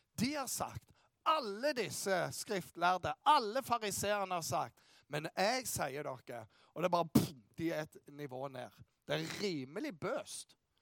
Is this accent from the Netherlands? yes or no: no; Bryne, Rogaland, Norway; jeg kommer fra Bryne